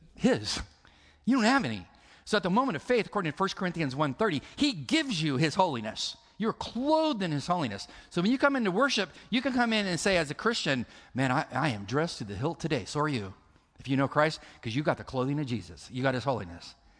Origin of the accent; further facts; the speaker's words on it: California, United States; I'm from California.